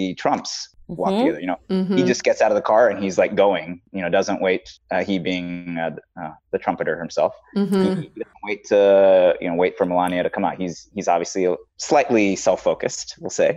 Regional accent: Midwest, United States; I grew up in the Midwest

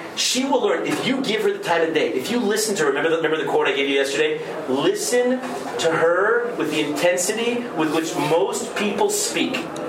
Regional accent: Berkeley, California, United States; I'm this liberal from Berkeley. You have to try hard to be liberal in Berkeley because they're automatically liberal there.

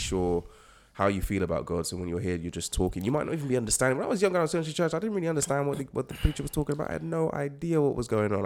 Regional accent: United States; also born or lived in Nigeria (ancestry); now in United Kingdom; I grew up in the States, so I got to experience loads of different types of churches

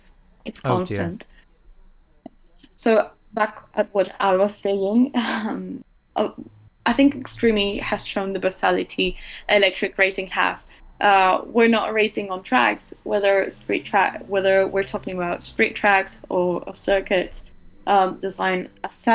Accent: Uruguay; I am from Uruguay

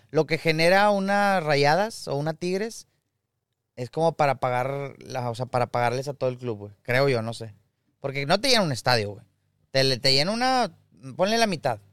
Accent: Monterrey, Nuevo León, Mexico; uno como regio

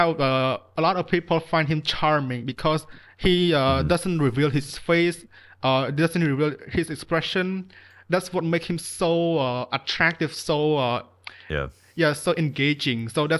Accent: Cambodia; I'm obviously from Cambodia.

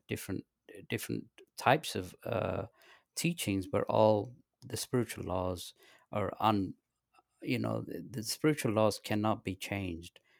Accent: London, United Kingdom; moved away as an adult; also born or lived in Pakistan / north of England / southern England / Los Angeles; I was born in Pakistan, and my parents, they moved to England when I was three, and I lived in the north of England till the age of ten, then they moved to, uh, London. Um, from there, I went to high school in, in England, in London

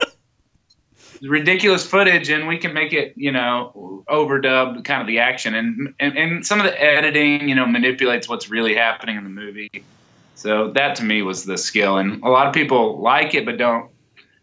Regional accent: Texas, United States; I'm from Texas

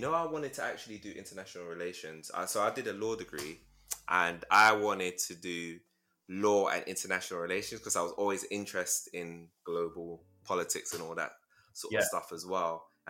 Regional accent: Nigeria; I'm Nigerian too. So my dad's Ijaw, and then my mom's Igbo. So So, plus my mom's like Sierra Leonean as well.

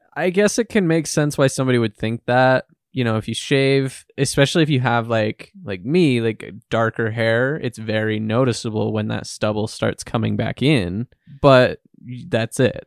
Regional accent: United States; we grew up in the United States

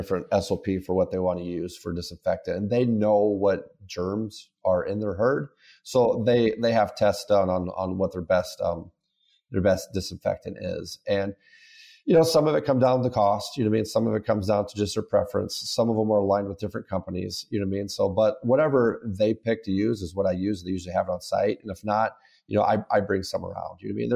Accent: Carroll, Iowa, United States; I'm from Carroll, Iowa.

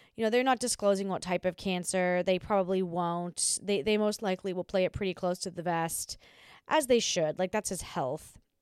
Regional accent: Australia; I'm Australian

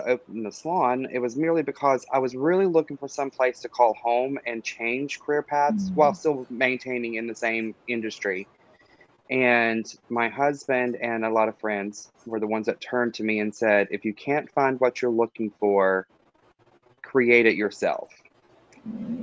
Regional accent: Dallas, North Carolina, United States; moved away as an adult; now in Fayetteville, United States; I myself am a resident of Fayetteville. I'm originally from Dallas, North Carolina, which most people don't even know exists.

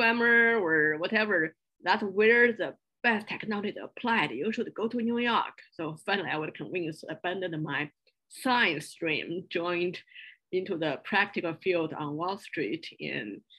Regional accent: Beijing, China; moved away as an adult; also born or lived in small town near Shanghai / Chapel Hill; I moved to Beijing to join my parents and started all my school life there

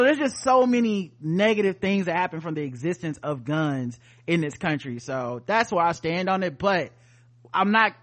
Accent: United States; as an American

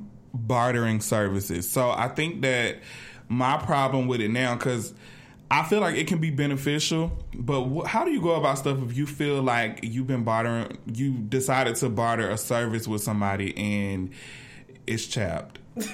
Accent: Atlanta, Georgia, United States; I'm from Atlanta. I lived here. I ain't lived nowhere else.

